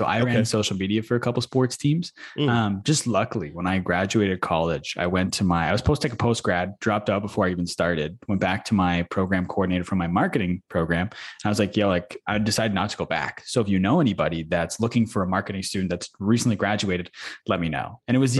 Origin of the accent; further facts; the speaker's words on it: Manitoba, Canada; which was 12 years old, I believe, is as early as we could play where I grew up in Manitoba.